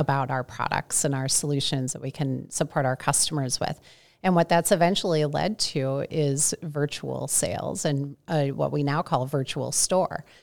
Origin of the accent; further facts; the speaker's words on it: St. Louis, Missouri, United States; moved away as an adult; also born or lived in Indiana / Ohio; now in Minneapolis, United States; I am a Midwesterner. I grew up in Saint Louis